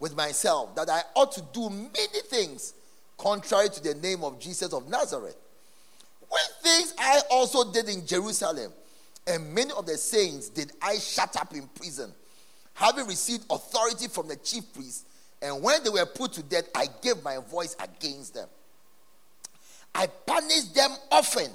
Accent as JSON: {"language": "English", "country": "Ghana", "said": "our country, Ghana"}